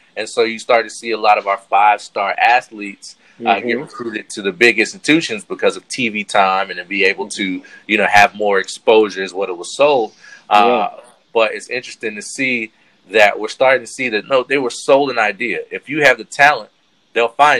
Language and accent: English; North Carolina, United States; I'm from North Carolina